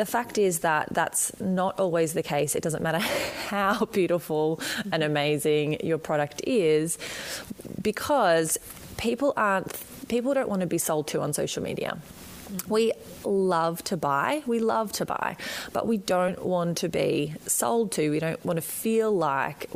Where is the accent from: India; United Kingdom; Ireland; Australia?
Australia; accent: Australian; as you can probably hear from my accent, I am right down the bottom in Australia